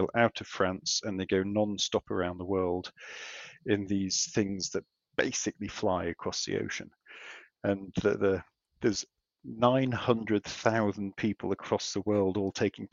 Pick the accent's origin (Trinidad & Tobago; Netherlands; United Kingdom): United Kingdom; England; moved away as an adult; now in Australia; as you can tell from my accent, I am a pom.